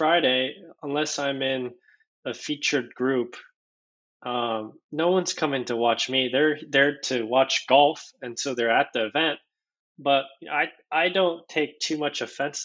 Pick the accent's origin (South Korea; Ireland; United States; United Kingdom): South Korea; moved away; I was born in Korea, so I'm fluent in Korean.